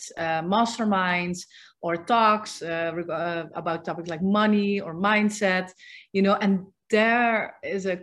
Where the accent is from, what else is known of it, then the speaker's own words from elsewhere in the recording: Netherlands; moved away; I'm from the Netherlands.